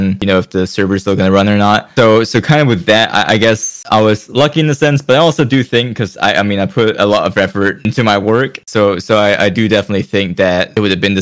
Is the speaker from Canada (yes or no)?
no; Denmark; I'm from Europe. I'm from Denmark.